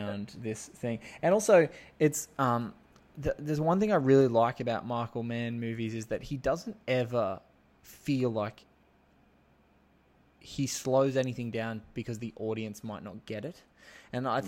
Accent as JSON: {"language": "English", "town": "Sydney", "region": "New South Wales", "country": "Australia", "said": "I'm from Sydney"}